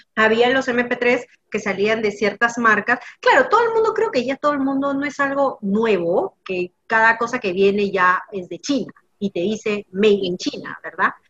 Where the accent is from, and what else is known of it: Peru